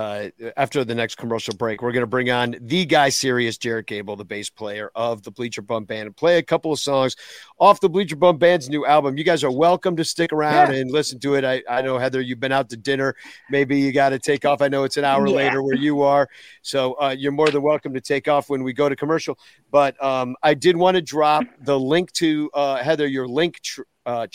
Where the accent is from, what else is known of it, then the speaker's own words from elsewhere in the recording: Virginia, United States; growing up in Virginia as a kid